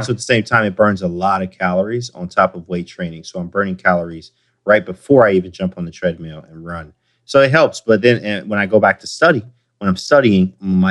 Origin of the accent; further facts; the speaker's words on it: Detroit, Michigan, United States; I'm from Detroit